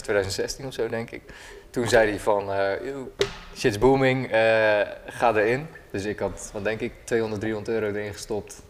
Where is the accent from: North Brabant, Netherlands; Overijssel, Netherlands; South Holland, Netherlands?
South Holland, Netherlands; Rotterdam; ik kom uit Rotterdam